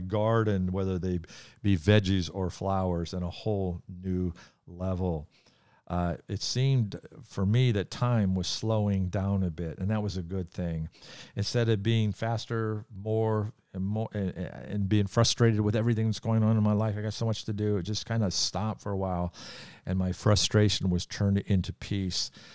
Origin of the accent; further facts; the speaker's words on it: United States; as an American Christian